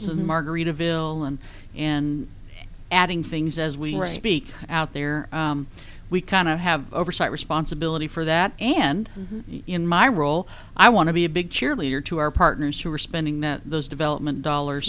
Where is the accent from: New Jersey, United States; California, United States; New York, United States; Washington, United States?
California, United States; Northern; also born or lived in East Texas; now in Georgia, United States; I was originally from Northern California. I lived in Texas for about 12 years